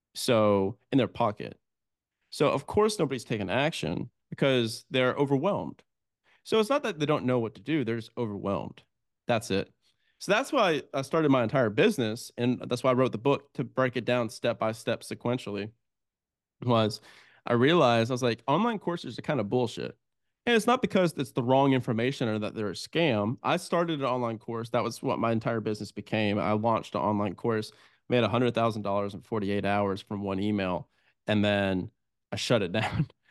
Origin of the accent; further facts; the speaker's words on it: United States; also born or lived in Italy; as an American